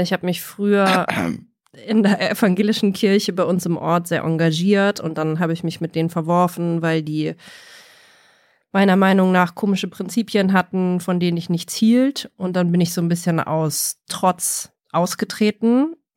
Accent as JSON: {"language": "German", "country": "Germany", "said": "bei uns in Deutschland"}